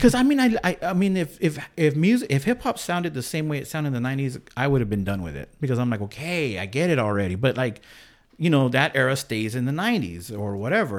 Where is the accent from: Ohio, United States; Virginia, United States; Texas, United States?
Texas, United States; San Angelo; now in Bakersfield, United States; I grew up in Texas